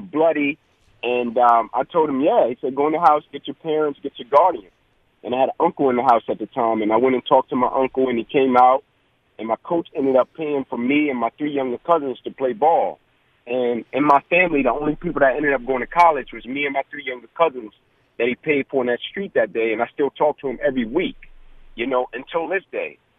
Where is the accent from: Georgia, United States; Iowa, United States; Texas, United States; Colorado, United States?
Georgia, United States; Atlanta; growing up in the Kirkwood community